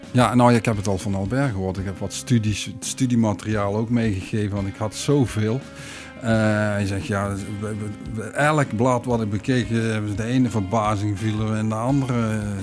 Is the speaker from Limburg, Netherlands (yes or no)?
yes; Weert, Limburg, Netherlands; moved away as an adult; also born or lived in Maastricht / Moelingen; now in Vught, Netherlands; ik ben kind van Amsterdamse ouders. Alleen zij zijn heel vroeg verhuisd naar Weert.